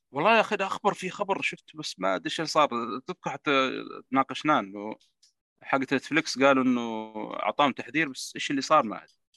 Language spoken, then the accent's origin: Arabic; Saudi Arabia; عندنا في السينمات عندنا في السعوديه